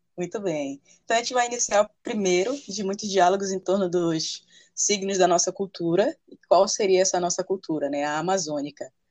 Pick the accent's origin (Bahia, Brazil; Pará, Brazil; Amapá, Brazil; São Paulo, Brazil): Amapá, Brazil; Santana; sou nascida no Amapá, na cidade de Santana, santanense, segunda maior cidade do estado.